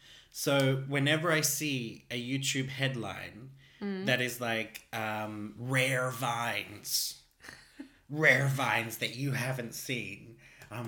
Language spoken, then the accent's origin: English; Australia; accent: Australian; moved away; Which to a lot of foreigners is like, oh, you still sound Australian. it's dramatically changed since I moved here.